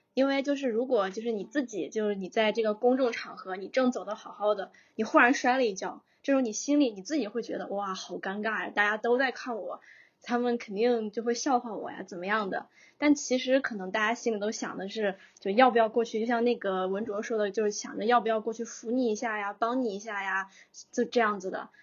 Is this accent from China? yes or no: yes; northern China, China; now in Shenzhen, China; 我是北方人